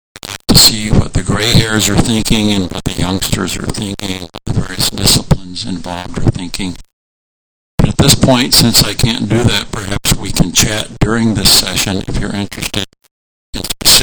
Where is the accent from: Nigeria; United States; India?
Nigeria; I was born and raised in MK in Nigeria